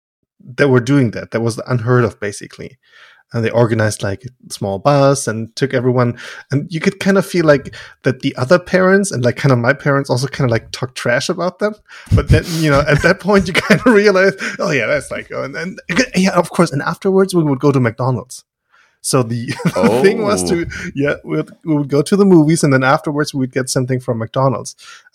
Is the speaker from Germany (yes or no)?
yes; Germany; So there was this one family in our village